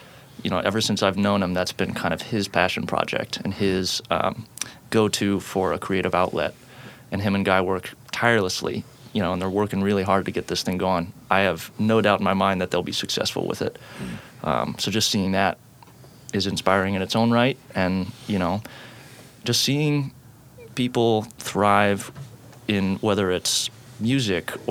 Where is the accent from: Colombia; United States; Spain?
United States; Portland, Oregon; also born or lived in Eugene, Oregon; I grew up in Portland, went down to Eugene for school, and came straight back.